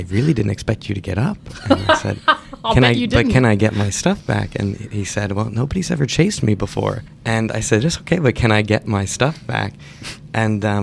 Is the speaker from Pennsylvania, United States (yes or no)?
no; New York, United States; moved away as an adult; now in Atlanta, United States; I'm from New York City, so. Well, not actually from New York City, but from New York